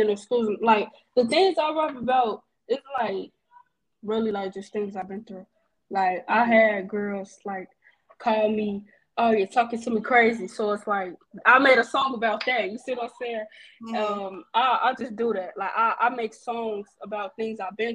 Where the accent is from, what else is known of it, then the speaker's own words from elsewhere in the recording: Chicago, Illinois, United States; I'm a rapper from Chicago.